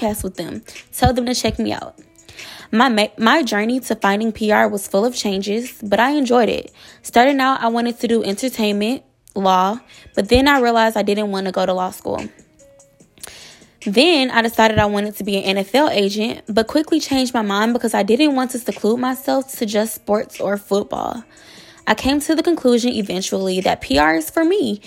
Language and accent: English; Atlanta, Georgia, United States; moved away; My hometown is Atlanta, Georgia